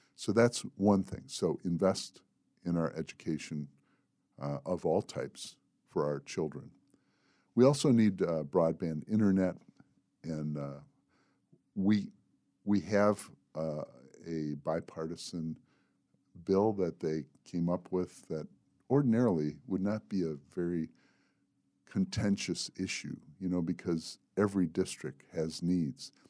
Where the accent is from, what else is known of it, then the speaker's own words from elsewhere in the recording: Manistee, Michigan, United States; moved away as an adult; also born or lived in Mississippi; now in Southern Tier, New York, United States; I was born in Manistee, Michigan, in a small town, and, uh, I lived there until a week before I turned eighteen